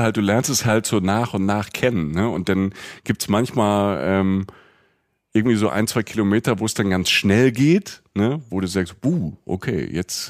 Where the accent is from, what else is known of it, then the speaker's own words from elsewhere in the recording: Rhineland-Palatinate, Germany; accent: Palatine; southwest German; als Pfälzer